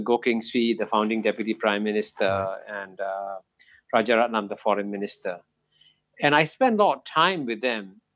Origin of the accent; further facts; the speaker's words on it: Singapore; both of them landed up in Singapore in 1947, and I was born here uh, in 1948